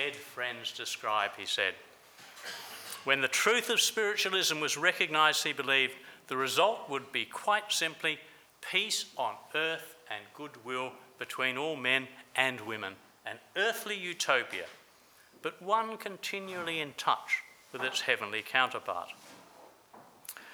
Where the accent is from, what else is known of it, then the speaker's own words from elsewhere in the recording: Adelaide, South Australia, Australia; in Adelaide, South Australia, my hometown